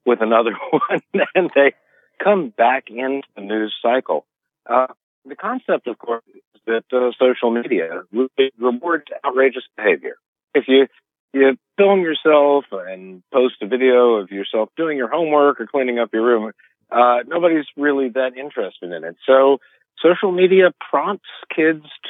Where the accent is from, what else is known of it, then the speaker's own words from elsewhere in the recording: Memphis, Tennessee, United States; In Memphis, Tennessee, which is my hometown